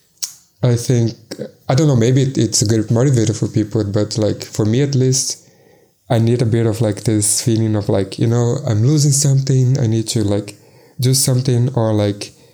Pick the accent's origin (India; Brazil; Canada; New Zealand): Brazil; Salvador, Bahia; first language Portuguese; English is a second language; moved away as an adult; also born or lived in Belo Horizonte, Brazil / Berlin, Germany / Munich, Germany; now in Lisbon, Portugal; I'm originally from Salvador, which is in the state of Bahia in Brazil, like the northeast